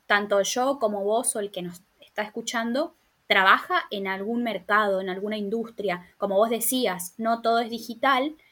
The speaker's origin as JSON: {"language": "Spanish", "region": "Formosa", "country": "Argentina", "moved": "as an adult", "lives_now": "Buenos Aires, Argentina", "said": "soy formoseña, vivo en Buenos Aires hace 10 años."}